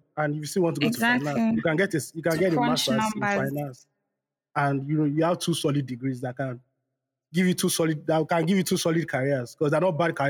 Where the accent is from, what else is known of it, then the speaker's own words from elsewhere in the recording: Nigeria; now in Scotland, United Kingdom; I'm Nigerian, she's Ghanaian, and we are both in Scotland.